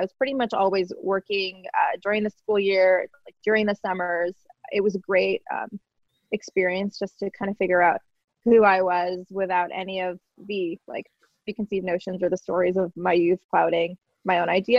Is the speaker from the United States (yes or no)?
yes; Boca Raton, Florida, United States; born there; So I was born in Boca Raton, Florida, and I was born into a really, really big family